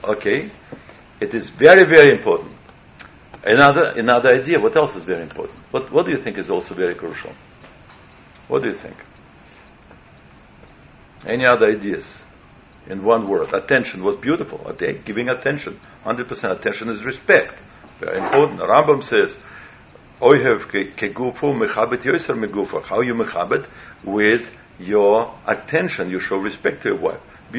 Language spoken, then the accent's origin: English; Moscow, Russia; When I grew up in Russia, I knew nothing. I didn't know Shabbat exists.